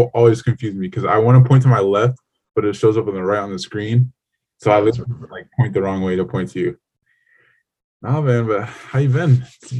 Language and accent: English; San Diego, California, United States; born there; also born or lived in Ohio; A lot of people think that's crazy, but you know, it's a little bit different for us because we were born in California. Like we were born in San Diego.